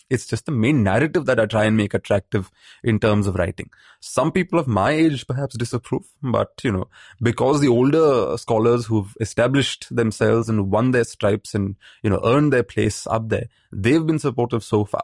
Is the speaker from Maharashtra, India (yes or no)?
yes; Maharashtra, India; growing up in Maharashtra.